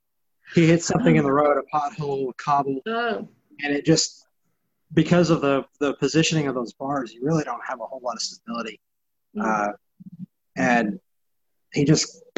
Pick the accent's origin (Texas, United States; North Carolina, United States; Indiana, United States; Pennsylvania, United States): Texas, United States; I'm from Texas